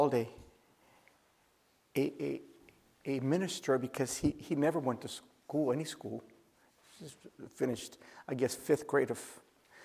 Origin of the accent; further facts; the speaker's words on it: Oakland, California, United States; I grew up in the Oakland Bay area